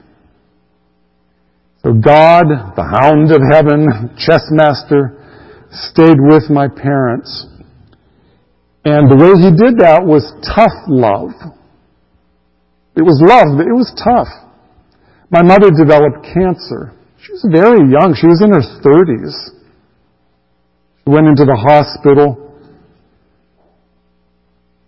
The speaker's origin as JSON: {"language": "English", "town": "Greensburg", "region": "Pennsylvania", "country": "United States", "tie": "born or raised there", "also_born_or_lived": "Rhode Island", "said": "I was raised there in Western Pennsylvania. I don't remember anything about Rhode Island. I was too young, by the time we moved away. I grew up there in Western Pennsylvania."}